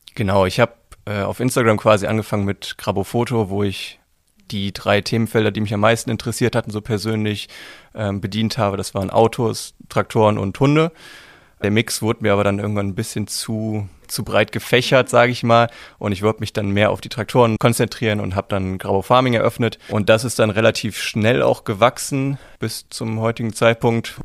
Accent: Düsseldorf, North Rhine-Westphalia, Germany; Ich komme aus Düsseldorf, bin gebürtig in Düsseldorf geboren, bin da zur Schule gegangen

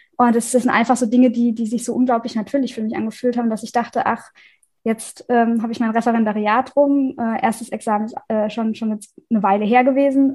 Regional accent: Rhineland-Palatinate, Germany; Ich komme aus der Pfalz

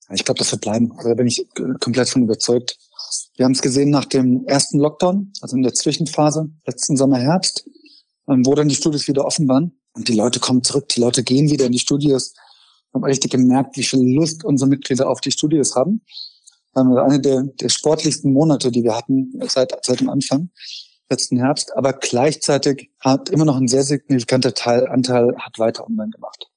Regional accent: Frankfurt, Hesse, Germany; moved away; Ich komme aus Frankfurt ursprünglich.

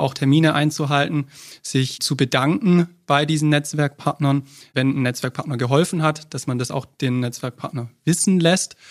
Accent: Stuttgart, Baden-Württemberg, Germany; ich komme aus Stuttgart

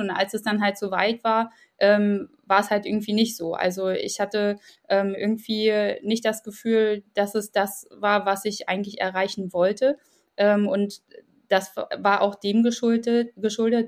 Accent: Ukraine; now in Germany; ich selbst komme aus der Ukraine

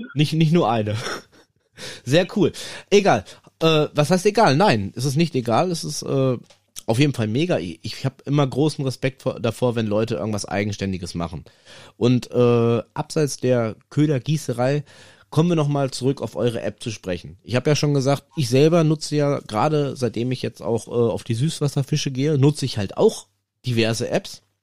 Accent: North Rhine-Westphalia, Germany; hier bei uns in NRW

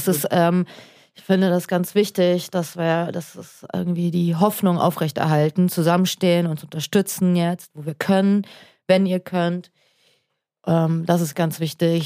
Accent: Kazakhstan; ich bin ja in Kasachstan geboren, aber mein Vater ist in, Ost in der Ukraine geboren

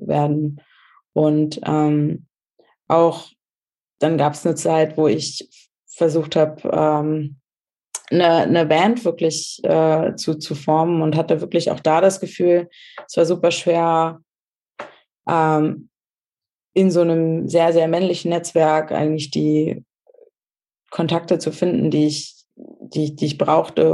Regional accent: Germany; moved away; wo ich aufgewachsen bin in Deutschland

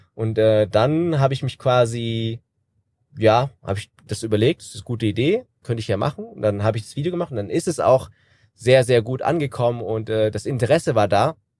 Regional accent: Kassel, Hesse, Germany; Ich bin 33 Jahre alt, gebürtiger Kassler

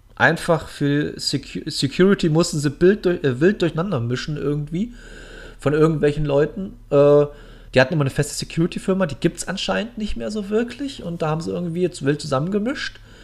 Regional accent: Munich, Bavaria, Germany; moved away; in München unten, in meiner alten Heimat

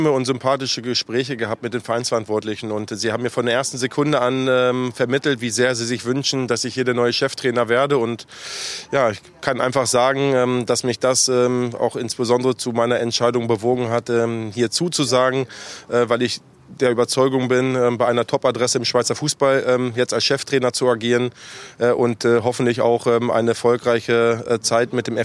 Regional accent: Konstanz, Baden-Württemberg, Germany; moved away as an adult; now in Switzerland; Ach Gott, ich bin ja aufgewachsen in Konstanz, also quasi Kreuzlingen Nord.

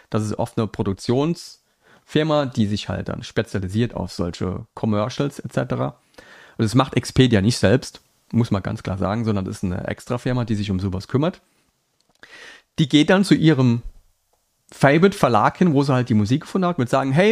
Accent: Saarland, Germany; now in Rhineland-Palatinate, Germany; Also ich komme aus dem Saarland, ähm, wohne jetzt in Rheinland-Pfalz

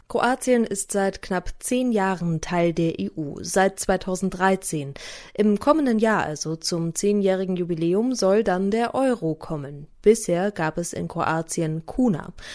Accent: Bavaria, Germany; Bei uns in Bayern

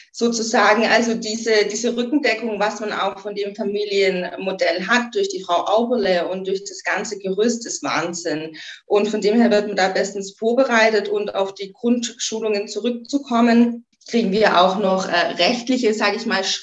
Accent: Göppingen, Baden-Württemberg, Germany; ich war ein paar Jahre weg von Göppingen. Göppingen ist meine Heimat, ähm, bin wieder zurück in die Heimat

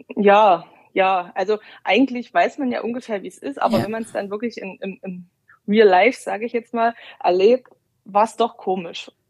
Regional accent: Brandenburg, Germany; moved away as an adult; also born or lived in Dresden; Ich komme ursprünglich aus Brandenburg

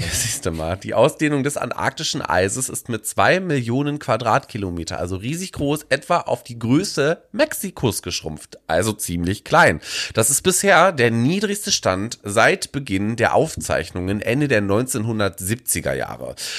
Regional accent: Germany; bei uns in Deutschland

